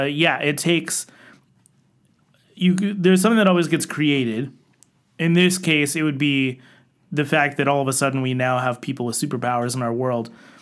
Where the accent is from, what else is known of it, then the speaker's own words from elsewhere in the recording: Littleton, Colorado, United States; I grew up in Littleton, Colorado, living, less than a few miles away from Columbine High School.